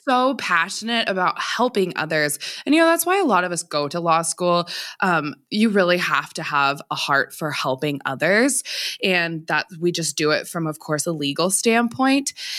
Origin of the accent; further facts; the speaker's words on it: Montana, United States; also born or lived in Seattle Tacoma area, Washington; I'm from Montana originally, so I went to like undergrad out there. I came back to Montana for law school and this is where I'm from